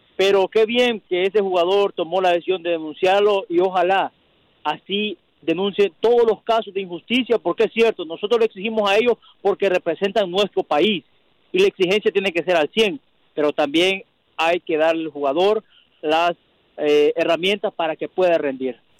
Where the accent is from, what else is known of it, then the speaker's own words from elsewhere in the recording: Ecuador; now in Chicago, United States; Yo no soy eh, centroamericano, soy ecuatoriano